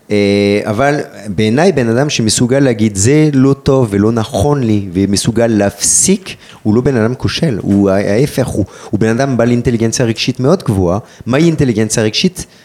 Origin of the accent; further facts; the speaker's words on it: France; אני גם צרפתי, גם אלג'יראי, גם יהודי, גם ערבי, גם דוקטור.